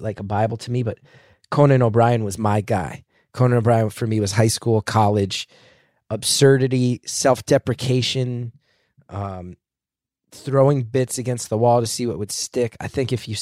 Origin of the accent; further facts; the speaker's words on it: Northeast, United States; growing up in the Northeast